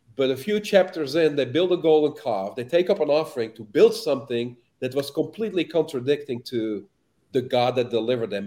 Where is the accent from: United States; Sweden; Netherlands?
Netherlands; Amsterdam, North Holland; moved away; I'm from Amsterdam. I'm from the Netherlands